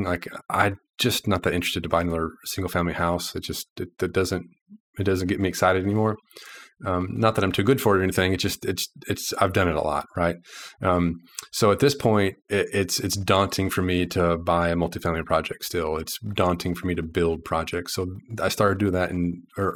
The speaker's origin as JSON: {"language": "English", "region": "Texas", "country": "United States", "tie": "born or raised there", "moved": "yes", "lives_now": "Little Rock, United States", "said": "I grew up in Texas"}